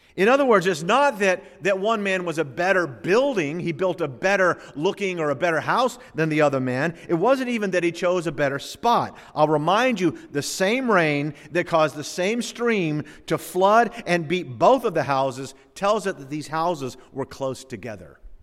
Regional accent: the South, United States; also born or lived in West Palm Beach / Chicago; I grew up in the South

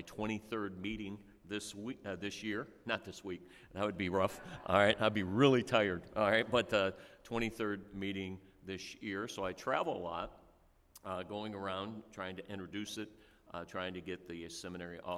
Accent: born in Cleveland, Ohio, Midwest, United States; moved away as an adult; also born or lived in Indiana; now in Dover, Delaware, United States; I grew up in the Midwest, and I was born in Cleveland, Ohio, and then went to Indiana and worked there for over 30 years.

